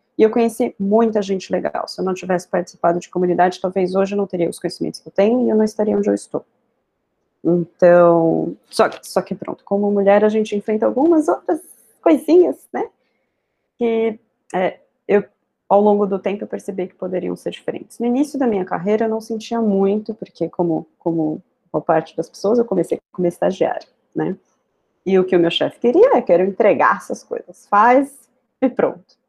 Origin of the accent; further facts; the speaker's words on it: São Paulo, Brazil; moved away as an adult; now in Portugal; eu sou de São Paulo, eu direto para cá para trabalhar no LX